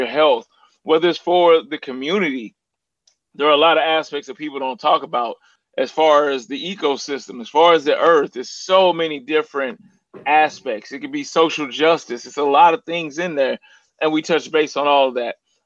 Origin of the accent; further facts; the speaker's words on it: St. Louis, Missouri, United States; I'm from St. Louis, which the area code is 314